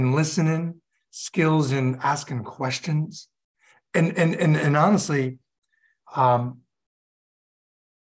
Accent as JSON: {"language": "English", "area": "Hudson Valley", "region": "upstate New York", "country": "United States", "tie": "born or raised there", "also_born_or_lived": "North Carolina / Utah / Boston", "moved": "as an adult", "lives_now": "South Carolina, United States", "said": "I grew up in upstate New York in the Hudson Valley"}